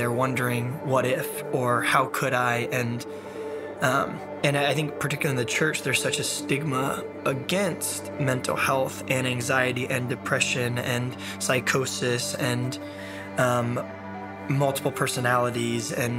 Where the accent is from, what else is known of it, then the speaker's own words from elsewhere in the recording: San Diego, California, United States; I'm from San Diego, California